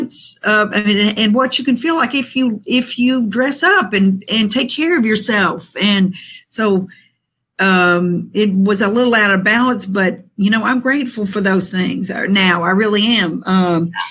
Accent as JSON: {"language": "English", "town": "Atlanta", "region": "Georgia", "country": "United States", "tie": "born or raised there", "said": "I was born here in Atlanta, Georgia, from a family that was born and raised"}